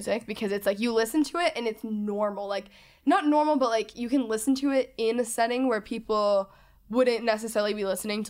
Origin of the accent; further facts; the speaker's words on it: the South, United States; growing up in the South, again, this is not bad towards any of these people